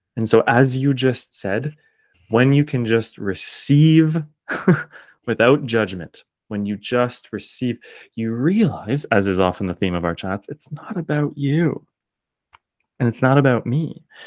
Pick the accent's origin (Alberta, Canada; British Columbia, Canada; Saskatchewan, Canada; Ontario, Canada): Ontario, Canada; Kingston; accent: Canadian; I'm just one dude from Kingston, Ontario.